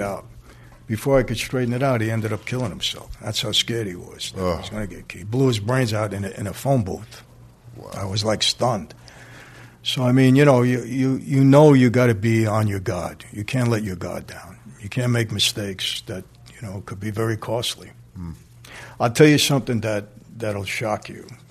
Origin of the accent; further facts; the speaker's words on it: New York City, New York, United States; I'm from Brooklyn